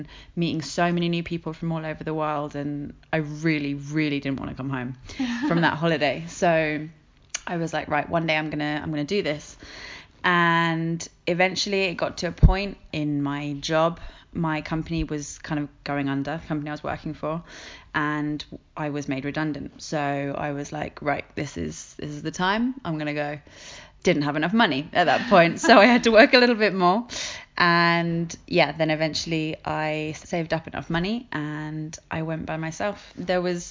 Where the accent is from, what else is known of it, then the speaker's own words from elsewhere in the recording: England, United Kingdom; moved away as an adult; now in Madrid, Spain; I'm living in Madrid, but I'm from England, and I moved here 2.5 years ago